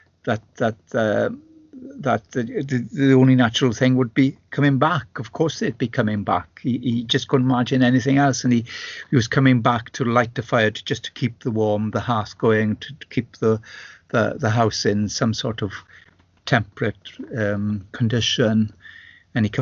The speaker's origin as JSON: {"language": "English", "town": "Llanwrtyd Wells", "region": "Wales", "country": "United Kingdom", "tie": "born or raised there", "lives_now": "Ceredigion, United Kingdom", "said": "I was brought up in my primary school years in Llanwrtyd, which is the north of Epynt, and it was a Welsh speaking community, as Welsh speaking as the one I live"}